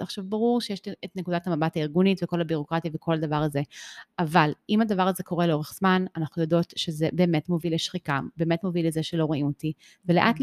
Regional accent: Israel; also born or lived in United States; באתי לארץ בכיתה ב', ובאתי לבית ספר

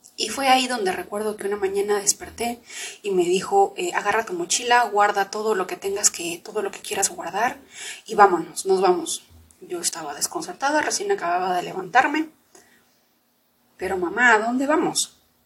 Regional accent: Lima, Peru; also born or lived in Huancayo, Peru; nos fuimos de, de Huancayo, que es donde yo vivía, nos fuimos a la ciudad de Lima.

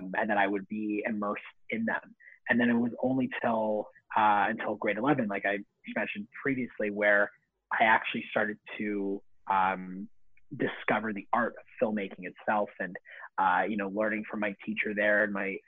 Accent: Vaughan, Ontario, Canada; also born or lived in Toronto; I didn't grow up in Toronto. I grew up in Vaughan. So that's a small city just north of Toronto

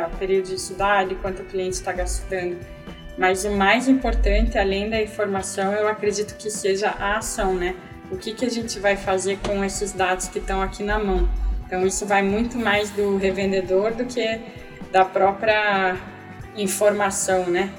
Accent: Brazil; nós que somos brasileiros

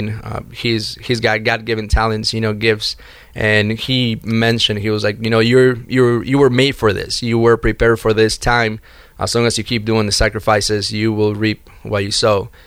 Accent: Miami, Florida, United States; also born or lived in Chicago; I went away uh, to Chicago from Miami. That's where I was raised in Miami, and my mother opened the credit card for me.

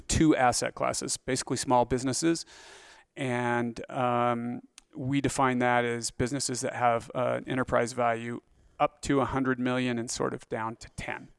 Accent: Grace, Idaho, United States; also born or lived in Pocatello, Idaho; born in Pocatello, Idaho

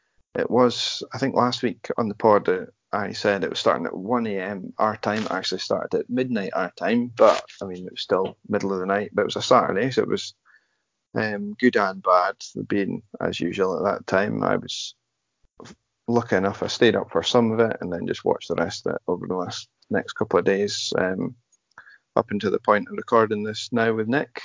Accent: United Kingdom; we're British

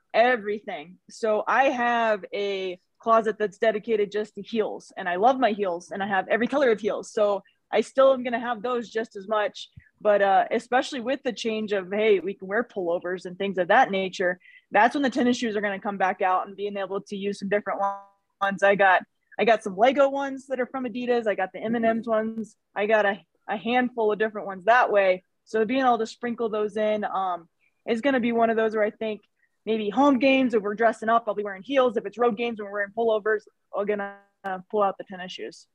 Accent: Missouri, United States; now in Wyoming, United States; I was from Missouri

